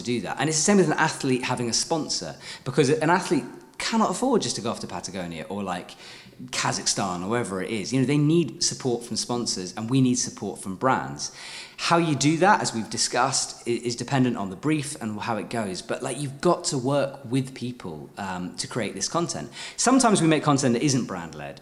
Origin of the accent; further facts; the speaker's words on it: United Kingdom; as a Brit